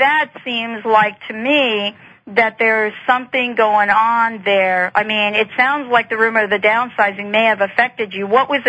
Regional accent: New Jersey, United States; born or raised there

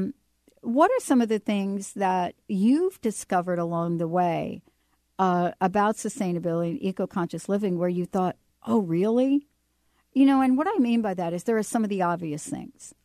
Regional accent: East Coast, United States; moved away as an adult; now in Seattle, United States; I grew up with on the East Coast

